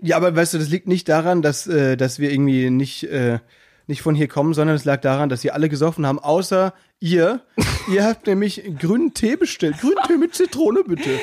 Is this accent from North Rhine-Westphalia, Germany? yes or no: no; Müllheim, Baden-Württemberg, Germany; accent: Alemannic; bei uns ähm, in äh, Südbaden, in Müllheim, da redet man ja auch so ein bisschen alemannisch